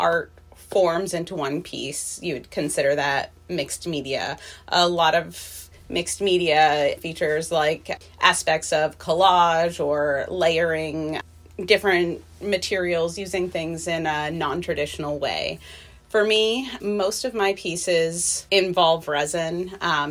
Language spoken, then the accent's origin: English; New Hampshire, United States; moved away as an adult; also born or lived in Florida; now in Renton, United States; I am originally from Florida, but I spent most of my life in New Hampshire